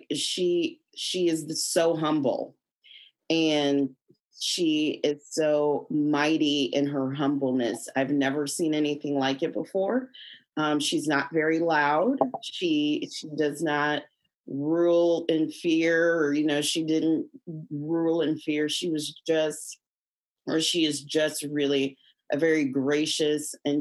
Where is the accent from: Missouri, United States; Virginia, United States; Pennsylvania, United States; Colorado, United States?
Missouri, United States; Kansas City; also born or lived in St. Louis, Missouri / New York; K through 12, went to school in Hickman Mills